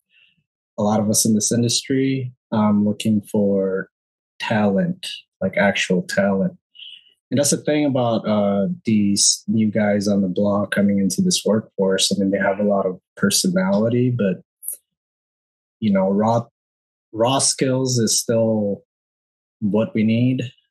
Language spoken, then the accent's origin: English; Bay Area, California, United States; I grew up around the Bay Area for a very long time.